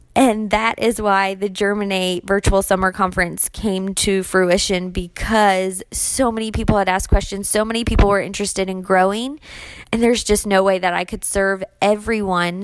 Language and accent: English; Maryland, United States; also born or lived in Germany; I spent my entire life growing up in Maryland